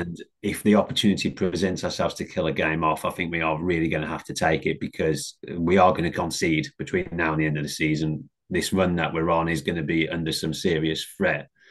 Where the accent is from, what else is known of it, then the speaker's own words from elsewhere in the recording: Black Country, West Midlands, United Kingdom; growing up in the Black Country